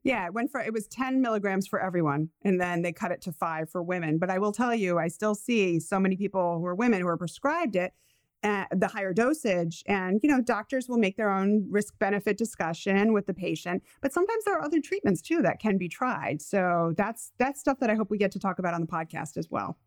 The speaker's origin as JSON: {"language": "English", "region": "Rhode Island", "country": "United States", "accent": "Rhode Islander / New England", "said": "my Rhode Islander accent"}